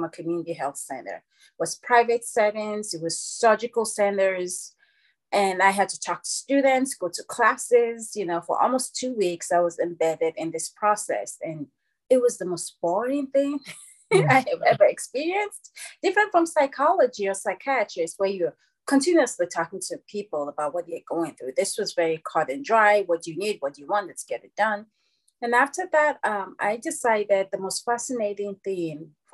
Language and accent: English; Nigeria; moved away as an adult; also born or lived in Louisville, Kentucky; now in United States; And I was born and raised in Nigeria. And then I came to America when I was 20.